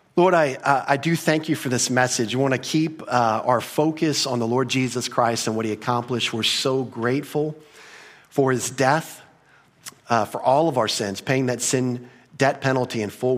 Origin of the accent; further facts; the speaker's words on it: United States; we grew up in America